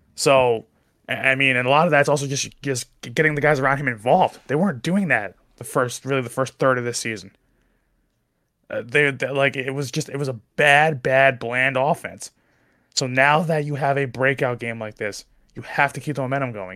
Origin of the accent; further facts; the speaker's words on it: New Jersey, United States; I speak fast 'cause I'm from Jersey